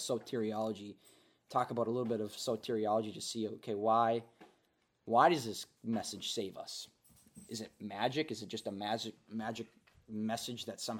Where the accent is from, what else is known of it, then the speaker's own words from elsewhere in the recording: Minnesota, United States; moved away as an adult; now in North Dakota, United States; I was born in Minnesota, grew up in Minnesota, went to college at North Dakota State University